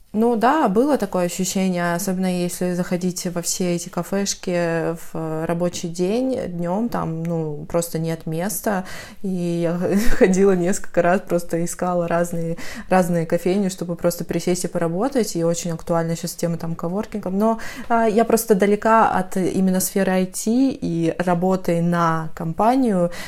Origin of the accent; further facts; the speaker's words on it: North Caucasus, Adygea, Russia; moved away as an adult; also born or lived in Moscow; я из Адыгеи, Северного Кавказа